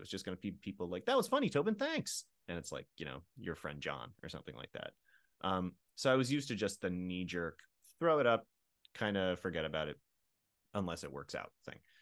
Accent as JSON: {"language": "English", "region": "Pennsylvania", "country": "United States", "tie": "born or raised there", "said": "I grew up in a ner, uh, in a rural area about an hour west of Philadelphia."}